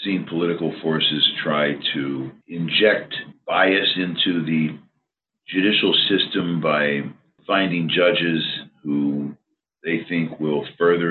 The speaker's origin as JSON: {"language": "English", "region": "Pennsylvania", "country": "United States", "tie": "born or raised there", "said": "my home state of Pennsylvania"}